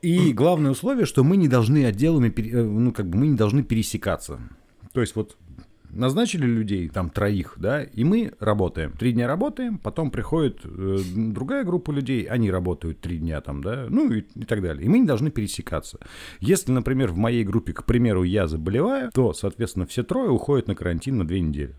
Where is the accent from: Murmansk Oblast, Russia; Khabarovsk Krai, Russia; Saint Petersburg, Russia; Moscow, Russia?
Saint Petersburg, Russia; мы петербуржцы